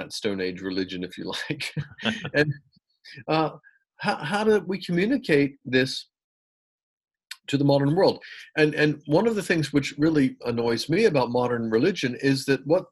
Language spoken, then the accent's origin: English; United States; moved away as an adult; also born or lived in England; I was brought up in the United States in a very evangelical Protestant home.